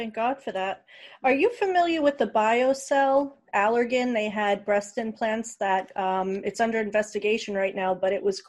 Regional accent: New York, United States; We're all from New York, by the way

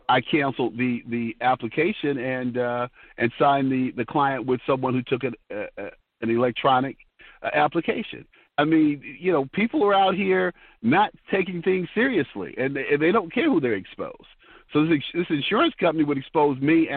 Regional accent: Detroit, Michigan, United States; growing up in Detroit

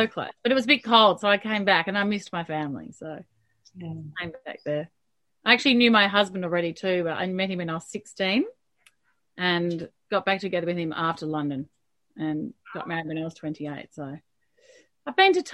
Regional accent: Melbourne, Victoria, Australia; I grew up in Melbourne.

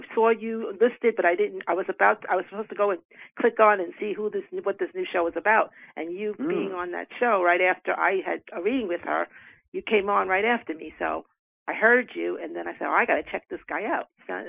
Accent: New York City, New York, United States; I'm actually from, I'm born on the Lower East Side, actually, but I live in Queens.

